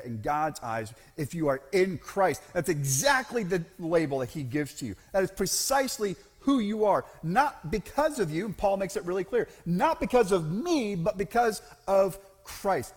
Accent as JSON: {"language": "English", "region": "Central Florida", "country": "United States", "tie": "born or raised there", "said": "I grew up in Central Florida. I grew up in a fairly strict Southern Baptist church environment in Central Florida."}